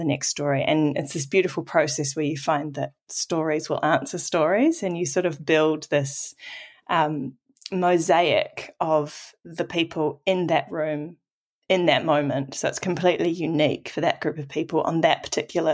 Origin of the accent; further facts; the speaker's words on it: Auckland, New Zealand; I'm a first-generation New Zealander, and I grew up in Tamaki Makaurau, Auckland